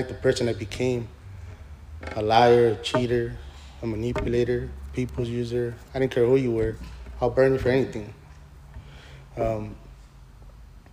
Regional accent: Los Angeles, California, United States; I grew up in East LA.

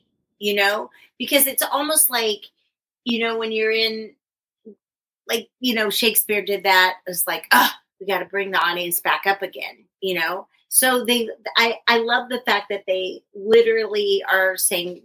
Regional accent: Northern California, United States; moved away; I'm from Northern California

